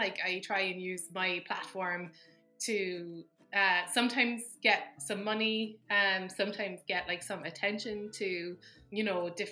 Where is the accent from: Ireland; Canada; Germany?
Ireland; Cobh, Munster; moved away as an adult; now in United States; my hometown of Cove